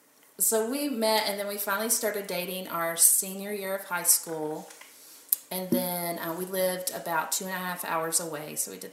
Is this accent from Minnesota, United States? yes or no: no; Kentucky, United States; moved away as an adult; also born or lived in Oklahoma City; I'm from Kentucky.